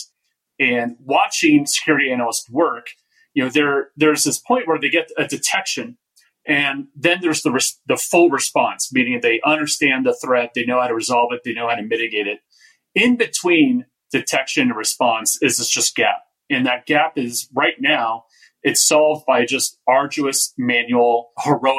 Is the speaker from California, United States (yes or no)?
yes; Bay Area, California, United States; I grew up in the Bay Area